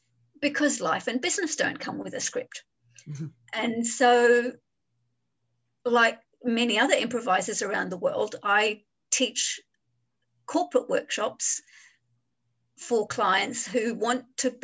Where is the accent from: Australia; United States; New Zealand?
Australia; Adelaide, South Australia; moved away as an adult; now in Hong Kong; I grew up in Adelaide in Australia, and in 1993, I just decided I'm moving to Hong Kong, and I've been here for 27 years.